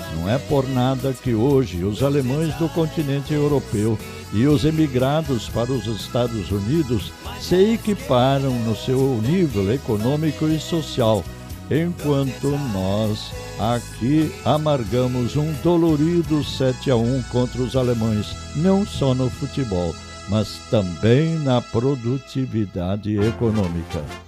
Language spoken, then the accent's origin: Portuguese; southern Brazil, Brazil